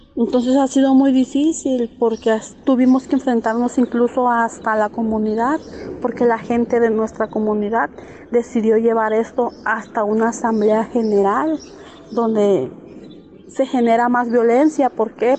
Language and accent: Spanish; San José Manialtepec, Oaxaca, Mexico; soy originaria de la comunidad de San José Manialtepec, Villa de Tututepec de Melchor Ocampo